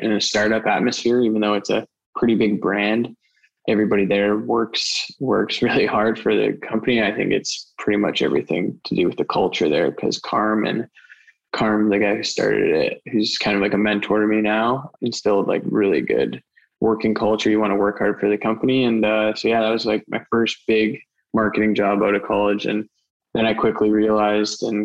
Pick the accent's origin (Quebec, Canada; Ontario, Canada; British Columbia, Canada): British Columbia, Canada; Surrey; I'm born and raised in Surrey, BC